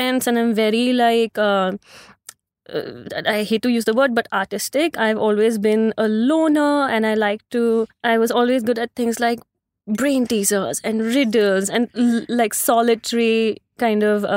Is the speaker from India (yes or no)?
yes; Delhi, India; moved away as an adult; also born or lived in New York; now in Mumbai, India; I was born and raised in Delhi. I pretty much spent my entire life in Green Park and Chanakyapuri